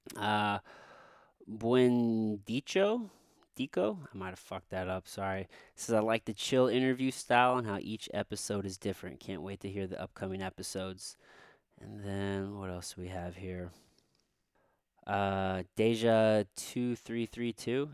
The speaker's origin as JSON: {"language": "English", "town": "Potosi", "region": "Missouri", "country": "United States", "tie": "born or raised there", "said": "growing up in Missouri"}